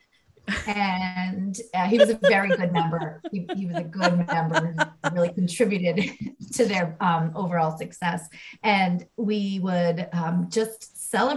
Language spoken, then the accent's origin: English; hometown north of Boston, New England, United States; moved away as an adult; also born or lived in Gainesville, Florida / Charlestown; Scott found a house in my hometown